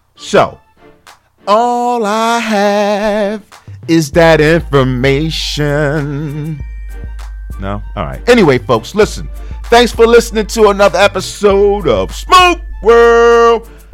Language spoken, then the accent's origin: English; Philadelphia, Pennsylvania, United States; Philly Cigar Week, my hometown.